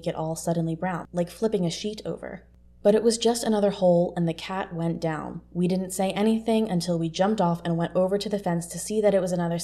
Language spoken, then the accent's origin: English; Pennsylvania, United States; I'm from Pennsylvania, so potholes in rural Pennsylvania are not unusual